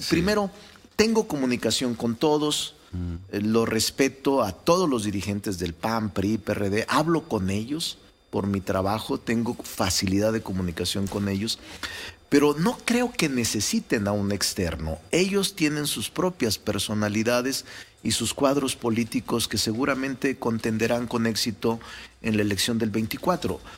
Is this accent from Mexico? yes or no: yes; Mexico; yo soy de los que piensa, Ciro, como muchos mexicanos y mexicanas, que en la política, como en cualquier área del conocimiento, no basta la capacidad y el talento